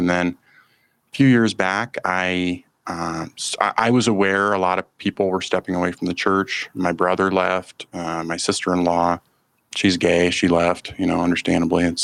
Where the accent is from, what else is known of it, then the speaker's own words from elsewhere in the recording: Eagle River, Alaska, United States; I grew up up in Alaska, a small town in Alaska, just outside of Anchorage, Eagle River, it's called